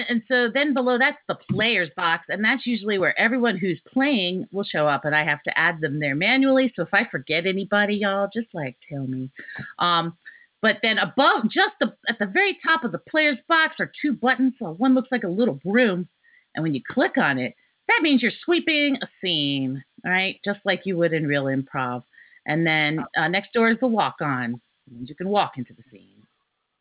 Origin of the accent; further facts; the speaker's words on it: Richmond, Virginia, United States; I am from Richmond, Virginia